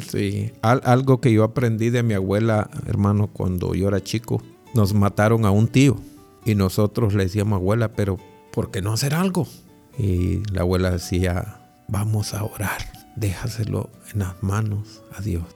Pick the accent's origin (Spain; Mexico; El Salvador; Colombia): El Salvador; Ahuachapán; moved away; la iglesia adventista de, vamos a decir, de Aguachapán, de donde yo soy